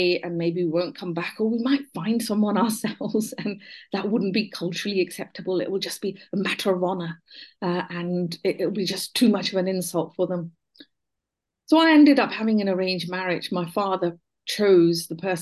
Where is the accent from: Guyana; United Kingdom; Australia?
United Kingdom; Buckinghamshire, South East England; My early childhood, I was born in Buckinghamshire.